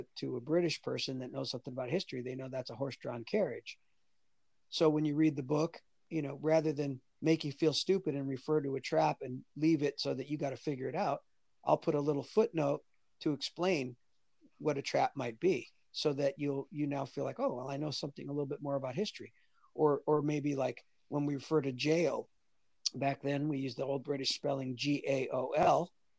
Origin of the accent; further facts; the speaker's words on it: United States; also born or lived in Singapore; as an American